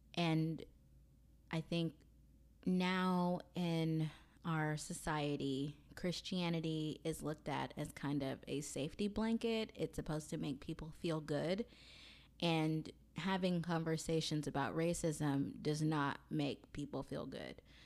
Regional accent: Mobile, Alabama, United States; I am from Mobile, Alabama

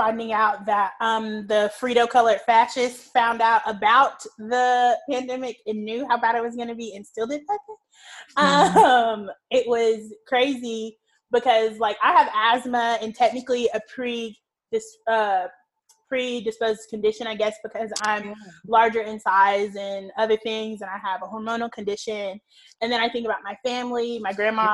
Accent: Georgia, United States; we're from Georgia

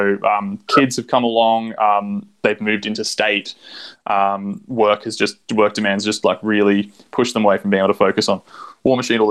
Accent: Sydney, New South Wales, Australia; I'm from Sydney.

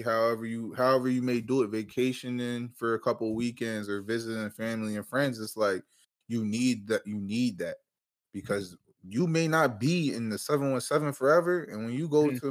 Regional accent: Harrisburg, Pennsylvania, United States; moved away as an adult; now in Philadelphia, United States; I'm from Harrisburg, Pennsylvania. I live in Philly now.

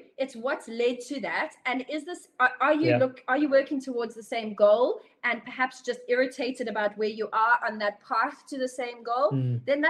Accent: South Africa; You think, okay, it's Europe, we're South African, like, hello, guten Tag kind of thing.

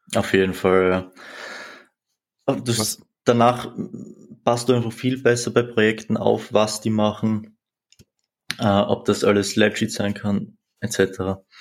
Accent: Austria; 20 Jahre alt, wie schon gesagt, komme ich aus Österreich.

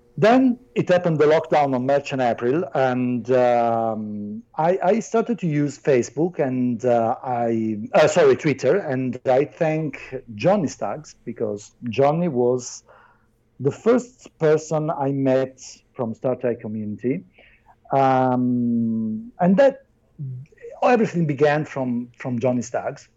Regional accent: Naples, Campania, Italy; English is a second language; I'm not from Italy. I'm from Naples.

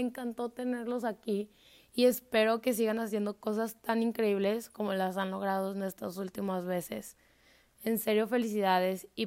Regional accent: Mexico; O sea, soy mexicano.

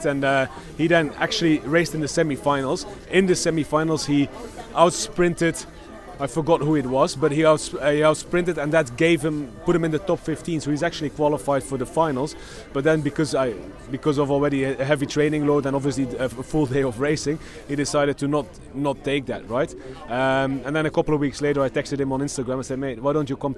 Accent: Belgium; I'm from Belgium

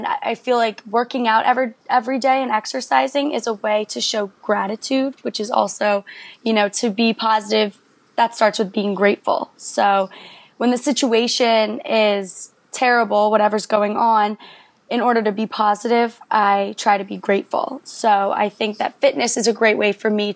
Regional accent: Philadelphia, Pennsylvania, United States; I'm from Philadelphia

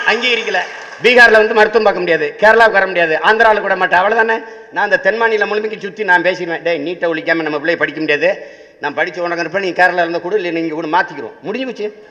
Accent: Tamil Nadu, India; இது என் நாடு தமிழ்நாடு

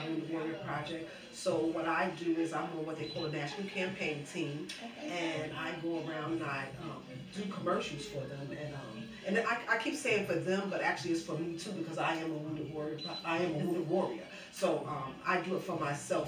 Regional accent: New York, United States; I'm originally from New York

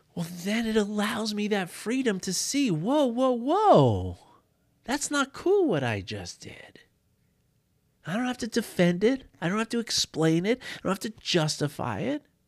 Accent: New York City, New York, United States; I grew up in New York City

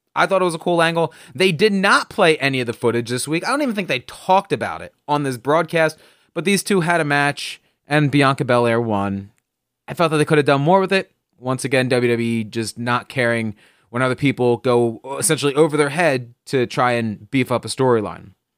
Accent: New Jersey, United States; I'm from New Jersey

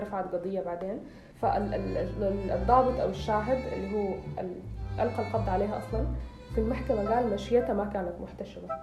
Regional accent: Sudan; أنا سودانية

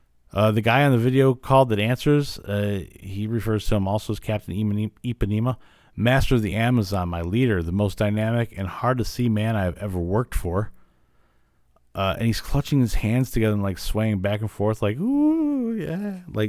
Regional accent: Illinois, United States; I grew up in Illinois

